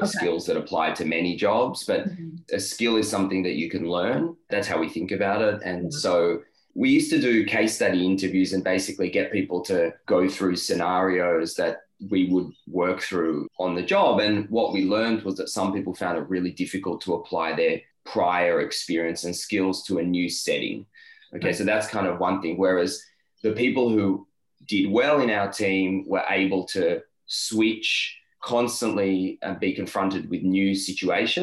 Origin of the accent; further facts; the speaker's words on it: Tel Aviv, Tel Aviv District, Israel; moved away as an adult; now in Melbourne, Australia; So I grew up in Tel Aviv in Israel.